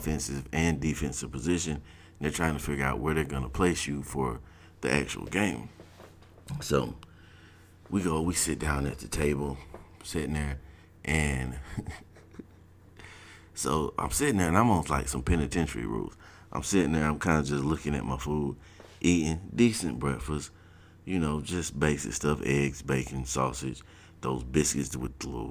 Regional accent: South Georgia, United States; moved away as an adult; Now I'm coming from South Georgia

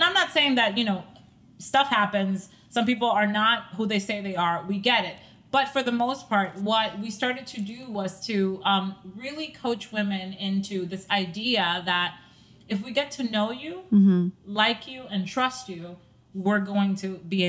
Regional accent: Staten Island, New York, United States; also born or lived in Dominican Republic; now in New Jersey, United States; I had just moved to New Jersey from Staten Island. We are originally from Staten Island.

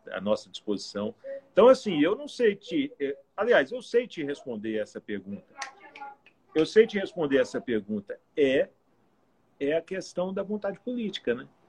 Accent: Goiânia, Goiás, Brazil; moved away as an adult; now in Palmas, Brazil; eu sou nasci em Umas, na Goiabeira, lá perto de Goiânia em 1970, já vou fechar meu cinquentinho agora esse ano. E morei em Goiânia até os 22 anos

